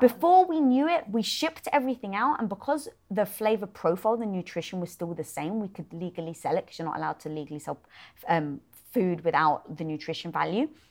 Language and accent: English; United Kingdom; being British